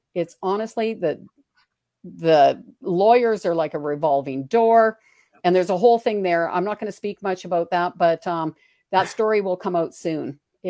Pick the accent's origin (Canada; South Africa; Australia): Canada; Alberta; My business as being a Canadian and an Alberta citizen is justice.